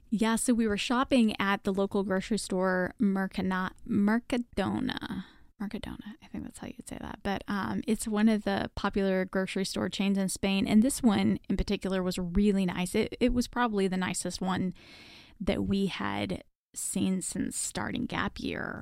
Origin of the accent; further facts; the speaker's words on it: Texas, United States; I'm from Texas